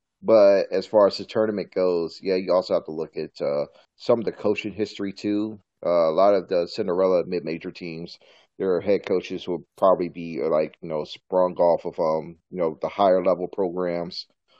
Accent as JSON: {"language": "English", "region": "Virginia", "country": "United States", "tie": "born or raised there", "said": "I'm from my home state in Virginia."}